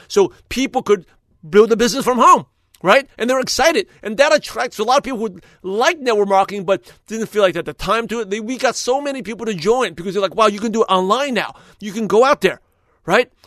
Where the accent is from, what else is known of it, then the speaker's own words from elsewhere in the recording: New York, United States; moved away as an adult; now in California, United States; since I born and raised in New York, I live in Brooklyn, New York, I came out to California, in two thousand two